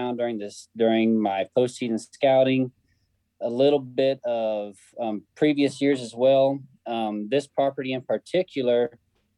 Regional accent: Kansas City, Missouri, United States; I'm from Kansas City, Missouri

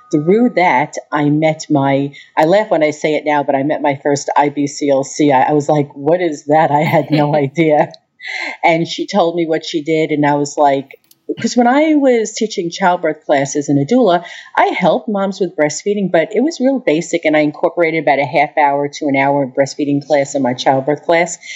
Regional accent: Long Island, New York, United States; moved away as an adult; now in Peoria, United States; I'm from Long Island

